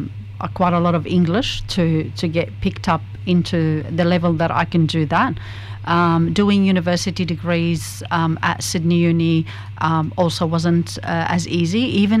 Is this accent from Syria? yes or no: yes; Syria; English is a second language; moved away as an adult; now in Australia; I was born in Syria.